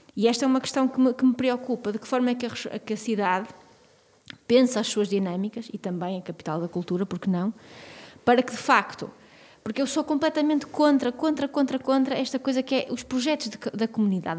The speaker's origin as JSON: {"language": "Portuguese", "town": "Porto", "region": "Norte", "country": "Portugal", "tie": "born or raised there", "said": "eu cresci no Porto"}